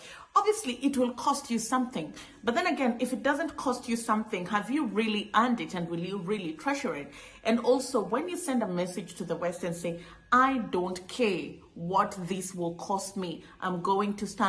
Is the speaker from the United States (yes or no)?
no; Kenya; I'll give you a practical example. I come from Kenya.